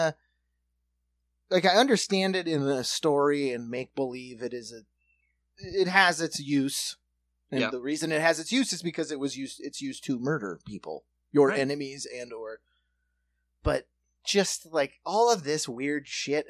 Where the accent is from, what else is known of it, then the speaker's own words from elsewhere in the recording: Midwest, United States; we're from the Midwest. Like, I grew up around guns